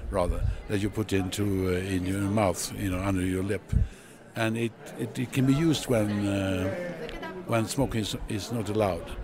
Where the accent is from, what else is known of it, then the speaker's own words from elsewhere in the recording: Sweden; I'm a physician from Sweden.